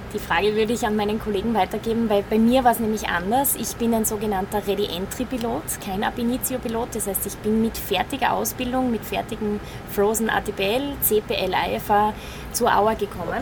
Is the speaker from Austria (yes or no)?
yes; Fürstenfeld, Styria, Austria; Ich bin 30 Jahre geboren in Fürstenfeld in der Steiermark